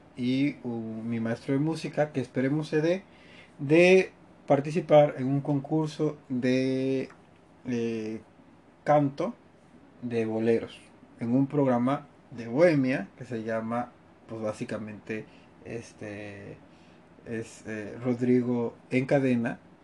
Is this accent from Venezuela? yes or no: no; Mexico; como mexicanos y como latinoamericanos